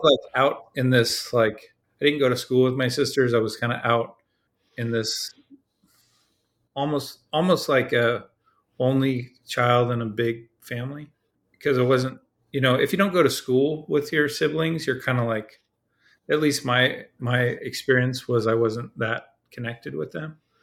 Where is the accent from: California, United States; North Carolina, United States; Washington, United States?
California, United States; Dana Point; I grew up in Southern California in a place called Dana Point